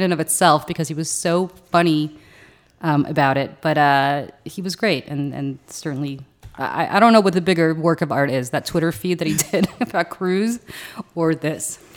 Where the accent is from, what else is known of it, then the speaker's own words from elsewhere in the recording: Moscow, Russia; moved away; what I was raised with as in Moscow